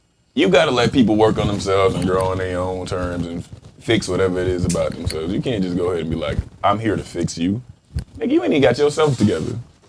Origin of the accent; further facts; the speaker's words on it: the South, United States; Hey, growing up in the South